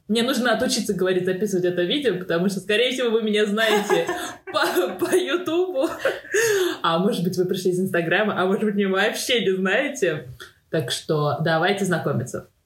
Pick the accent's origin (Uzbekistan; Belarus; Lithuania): Uzbekistan; Tashkent; moved away; also born or lived in Moscow; я из Ташкента